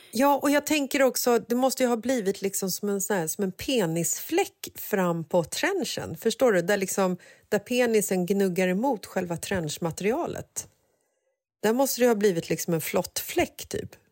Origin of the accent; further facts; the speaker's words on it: Stockholm, Stockholm County, Sweden; jag är uppvuxen i Bagarmossen